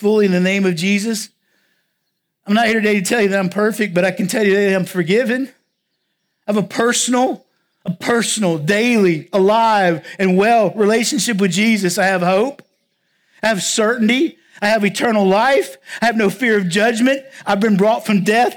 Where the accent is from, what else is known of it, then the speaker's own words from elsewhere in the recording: southwest Virginia, United States; also born or lived in Round Rock, Texas; now in La Grange, United States; I'm actually from Virginia. But I'm from the part of Virginia where Virginia, North Carolina, and Tennessee kind of all come together.